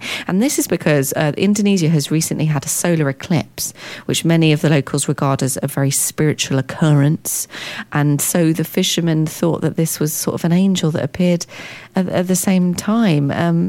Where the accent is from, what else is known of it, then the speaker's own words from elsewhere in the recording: London, United Kingdom; Well, I've lived all over London, so I was born